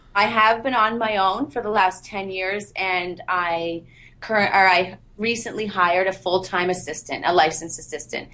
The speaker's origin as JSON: {"language": "English", "town": "Bancroft", "region": "Ontario", "country": "Canada", "tie": "born or raised there", "also_born_or_lived": "Peterborough", "said": "I was born and raised in Bancroft"}